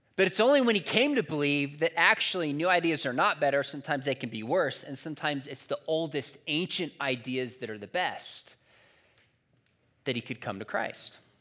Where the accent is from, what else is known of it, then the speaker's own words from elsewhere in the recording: San Juan Capistrano, California, United States; my hometown of San Juan Capistrano